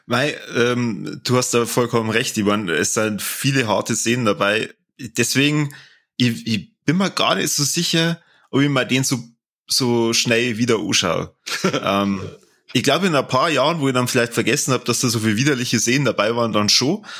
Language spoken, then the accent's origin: German; Germany; bei uns in Deutschland